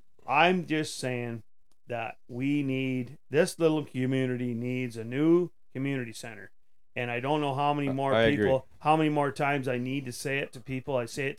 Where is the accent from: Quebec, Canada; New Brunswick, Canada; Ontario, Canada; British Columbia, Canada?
Ontario, Canada; Tweed; I'm from Tweed.